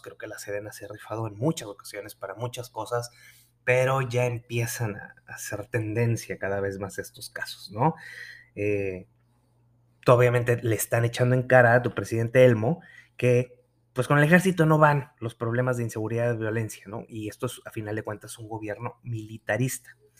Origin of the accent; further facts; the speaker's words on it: Nuevo León, Mexico; mi tierra, Nuevo León